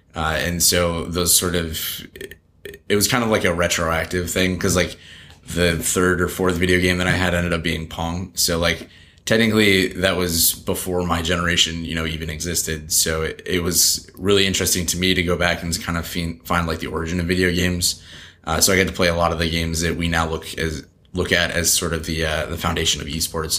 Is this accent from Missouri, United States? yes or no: no; Alden, New York, United States; It was kind of like a farm town that was close to the city, so everyone kind of called themselves a suburb of Buffalo, which it is